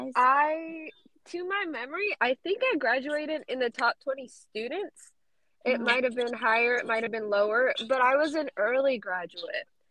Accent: South Carolina, United States; also born or lived in Georgia; nacida in Georgia. I grew up in South Carolina

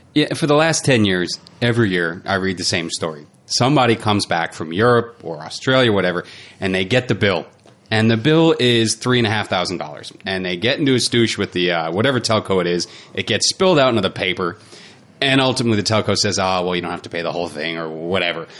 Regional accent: United States; now in New Zealand; am American

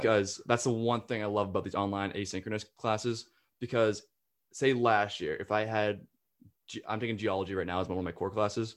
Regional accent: the North, Northeast, United States; moved away as an adult; now in South Carolina, United States; I'm from the north

